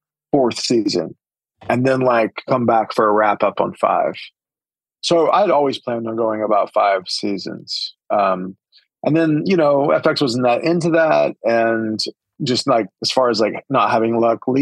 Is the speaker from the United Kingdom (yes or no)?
no; Holdenville, Oklahoma, United States; my hometown, Holdenville